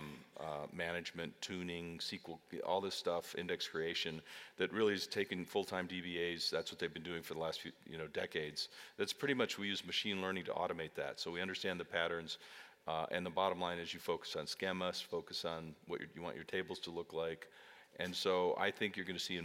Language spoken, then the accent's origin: English; Great Plains, United States; I grew up on the Great Plains